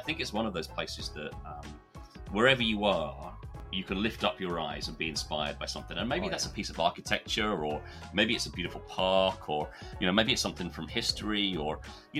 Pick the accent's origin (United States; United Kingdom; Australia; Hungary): United Kingdom; England; We all had to introduce ourselves, and I said, "I'm from England," you know, "je suis anglais," kind of thing.